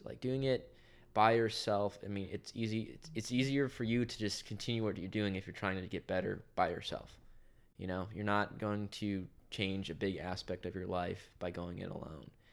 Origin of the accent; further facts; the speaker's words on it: Garden City, Kansas, United States; I'm from Garner City, Kansas.